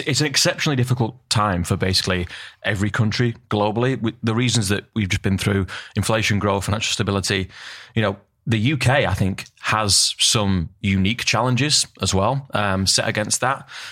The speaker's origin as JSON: {"language": "English", "region": "Northern England", "country": "United Kingdom", "said": "Northern England where we're from"}